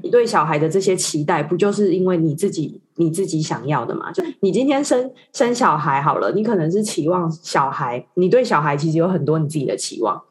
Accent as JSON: {"language": "Chinese", "country": "Taiwan", "said": "毕竟我们是台湾人"}